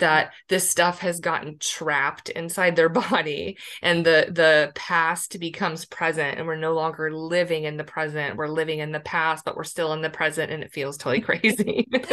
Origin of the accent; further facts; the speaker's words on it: Pennsylvania, United States; moved away as an adult; also born or lived in San Diego; I grew up in Pennsylvania